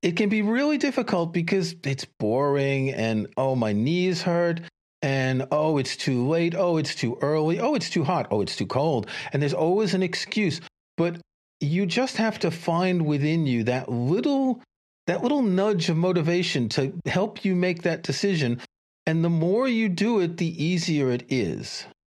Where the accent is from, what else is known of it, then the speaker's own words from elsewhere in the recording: New York City, New York, United States; I grew up in New York City, I commuted from Queens to Manhattan